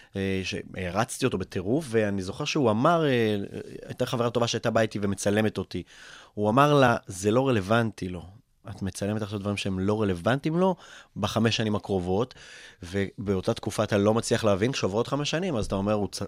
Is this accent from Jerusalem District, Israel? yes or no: no; Kfar Saba, Central District, Israel; also born or lived in Russia; מאוד נהניתי לגדול בכפר סבא